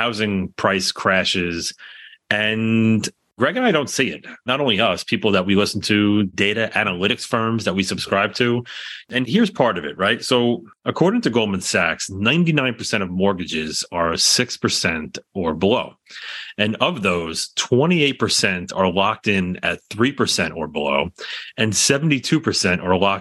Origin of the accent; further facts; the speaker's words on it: New York, United States; being a New Yorker